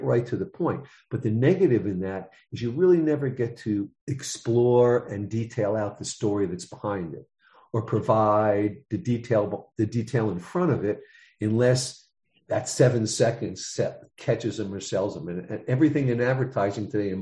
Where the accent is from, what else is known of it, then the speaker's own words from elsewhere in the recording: New York City, New York, United States; I'm from the Bronx, New York.